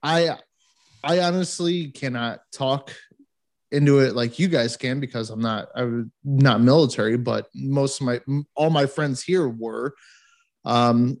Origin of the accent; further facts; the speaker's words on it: United States; accent: American; my American accent